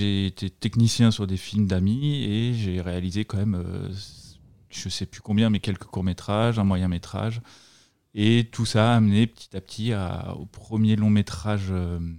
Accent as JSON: {"language": "French", "region": "Brittany", "country": "France", "tie": "born or raised there", "said": "bah, j'ai 36 ans maintenant, donc je suis né en 1986 en Bretagne."}